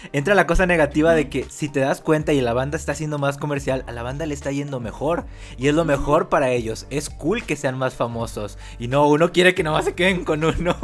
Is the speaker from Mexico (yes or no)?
yes; Mexico; los dos somos mexicanos y venimos más o menos del mismo lugar